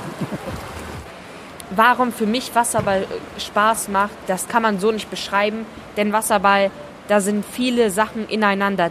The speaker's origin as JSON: {"language": "German", "country": "Hungary", "tie": "born or raised there", "moved": "yes", "said": "zu Hause in meiner Heimat. Also ich komme aus Ungarn"}